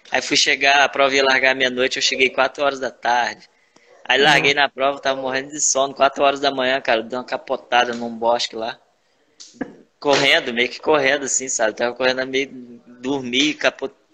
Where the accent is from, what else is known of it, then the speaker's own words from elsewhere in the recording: Northeast Region, Brazil; Eu sou nordestino, né, cara? Então, farofa é comigo mesmo.